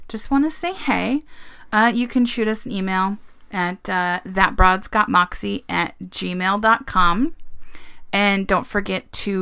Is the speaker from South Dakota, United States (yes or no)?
yes; South Dakota, United States; I grew up in South Dakota